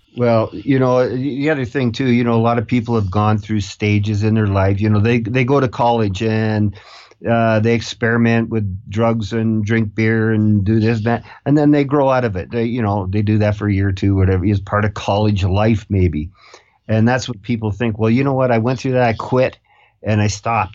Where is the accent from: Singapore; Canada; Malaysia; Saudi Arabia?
Canada; I'm from Canada